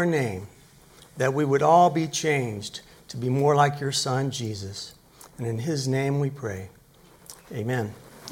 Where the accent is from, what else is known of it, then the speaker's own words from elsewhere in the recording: Tennessee, United States; growing up in Tennessee